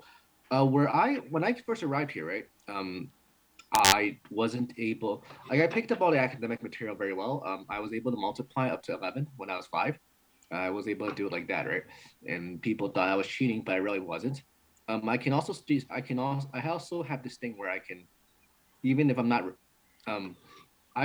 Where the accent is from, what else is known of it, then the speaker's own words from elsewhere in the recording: New York City, New York, United States; first language Cantonese; English is a second language; I came here when I was five